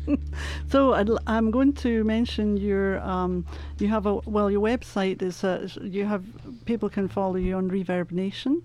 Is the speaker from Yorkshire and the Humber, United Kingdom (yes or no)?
no; Scotland, United Kingdom; now in Colorado, United States; I'm Scottish